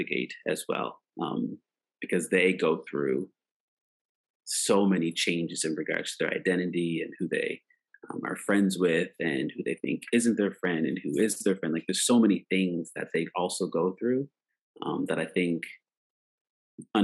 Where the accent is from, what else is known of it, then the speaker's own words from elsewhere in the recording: Preston, Nova Scotia, Canada; a black kid growing up in Preston, Nova Scotia, Canada